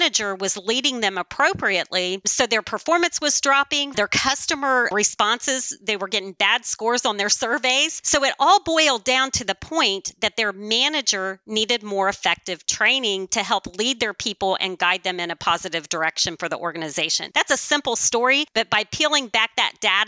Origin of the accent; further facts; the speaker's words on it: the South, United States; I'm from the South